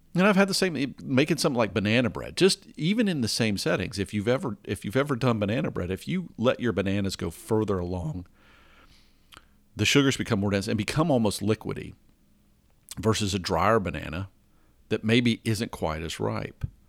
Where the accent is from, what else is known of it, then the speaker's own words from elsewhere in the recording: the South of the US, United States; I grew up in the South of the U S